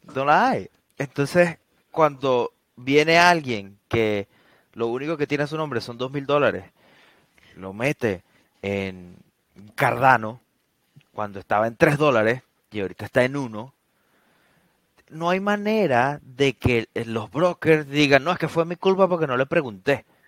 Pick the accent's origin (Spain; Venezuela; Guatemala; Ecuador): Venezuela; nosotros que somos venezolanos